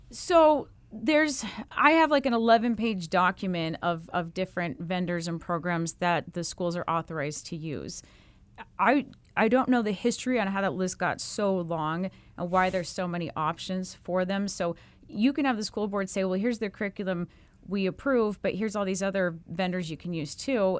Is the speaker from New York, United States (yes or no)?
no; Mesa, Arizona, United States; Mesa is my hometown. I'm, I'm from Mesa. I came out of the Mesa public school system, graduated from Mesa High